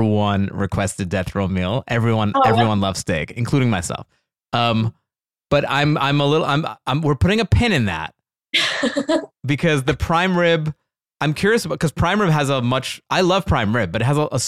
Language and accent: English; Florida, United States; I love growing up in Florida